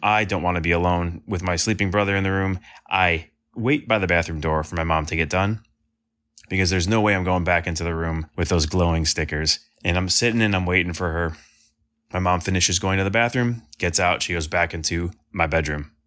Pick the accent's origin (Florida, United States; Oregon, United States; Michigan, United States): Michigan, United States; Sterling Heights; am from Sterling Heights, Michigan. It's about twenty, thirty minutes north of Detroit